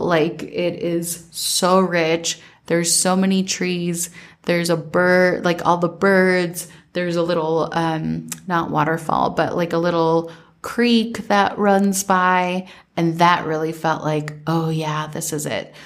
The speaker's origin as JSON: {"language": "English", "region": "Minnesota", "country": "United States", "tie": "born or raised there", "said": "growing up in Minnesota"}